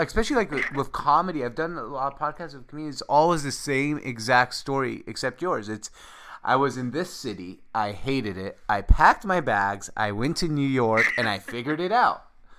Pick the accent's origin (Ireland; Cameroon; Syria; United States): Syria; born there; We're a Syrian family. My parents were born in Syria. I was born in Syria.